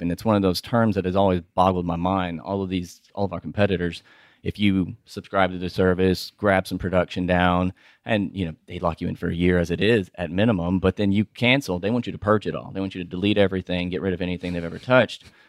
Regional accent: Houston, Texas, United States; also born or lived in Austin; I'm from Houston

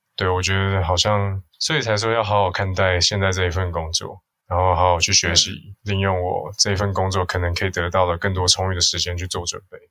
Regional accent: Hsinchu, Hsinchu City, Taiwan; moved away as an adult; also born or lived in Taipei; 我老家住香山嘛

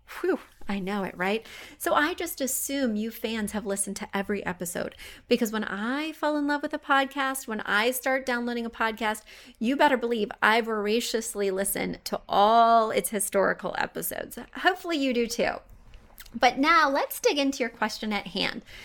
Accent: Missouri, United States; I am from Missouri

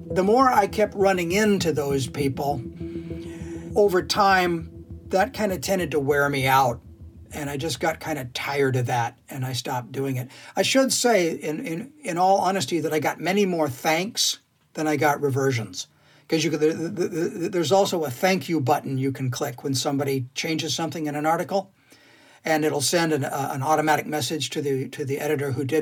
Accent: Scotland, United Kingdom; Because I'm Scottish and I would like to punch.

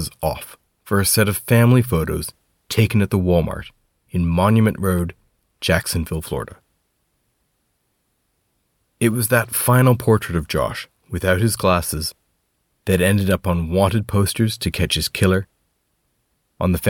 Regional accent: Canada; now in Scotland, United Kingdom; I'm a Canadian reporter based in Scotland.

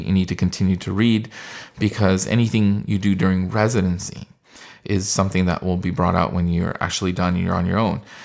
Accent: California, United States; I was born and raised in California

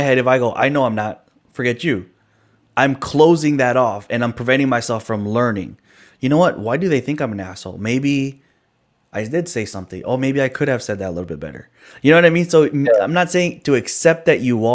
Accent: Chicago, Illinois, United States; also born or lived in California; I grew up, I was born in California, right? I grew up in the city of Chicago

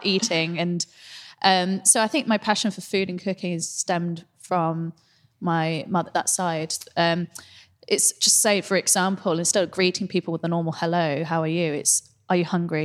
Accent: Singapore; now in London, United Kingdom; home is Singapore

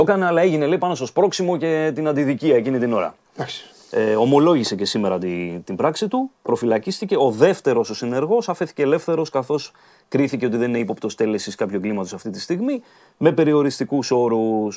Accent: Dafni, Attica, Greece; στη Δάφνη, στην οδό Αγίας Βαρβάρας κεντρικά, κοντά εκεί που μεγάλωσα κιόλα

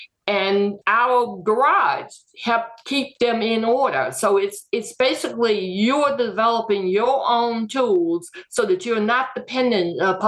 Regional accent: Greenwood, Mississippi, United States; Well, first, I was born and raised in Greenwood, Mississippi. In 1962, SNCC moved into the Delta area.

